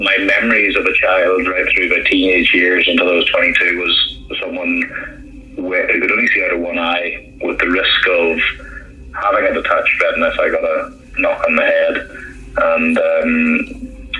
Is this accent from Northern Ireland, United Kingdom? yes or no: yes; Holywood, Northern Ireland, United Kingdom; moved away as an adult; I grew up in Northern Ireland, just in a place called Hollywood